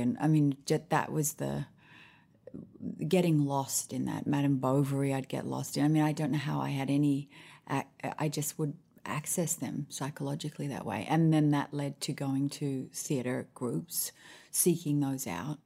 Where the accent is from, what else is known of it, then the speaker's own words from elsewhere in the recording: Sydney, New South Wales, Australia; moved away as an adult; also born or lived in Honolulu, Hawaii / Washington, D.C.; now in Nashville, United States; And then we moved back to Australia